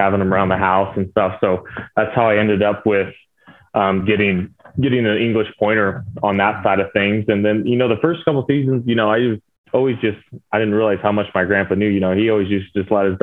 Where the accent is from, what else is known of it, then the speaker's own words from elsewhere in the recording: California, United States; moved away as an adult; also born or lived in Washington State; now in Reno, United States; we grew up in California.